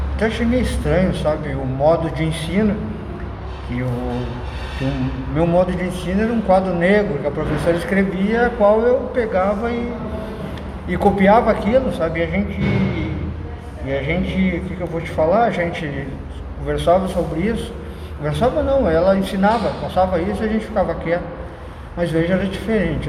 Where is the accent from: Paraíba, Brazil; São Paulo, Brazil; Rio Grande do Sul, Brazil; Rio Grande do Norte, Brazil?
Rio Grande do Sul, Brazil; Porto Alegre; moved away as an adult; also born or lived in Alvorada; Eu sou de Alvorada, uma cidade pequena, mas sou natural de Porto Alegre